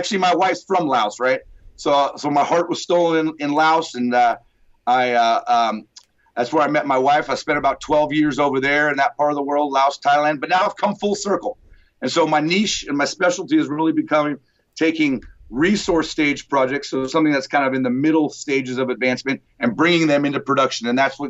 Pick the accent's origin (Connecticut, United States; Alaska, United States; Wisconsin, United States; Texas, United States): Alaska, United States; also born or lived in Nevada / Kalgoorlie, Western Australia; I'm from Alaska here